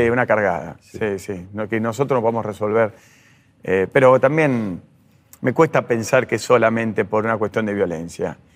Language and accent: Spanish; Adrogué, Buenos Aires Province, Argentina; yo soy de José Mármol y Adroé de esa zona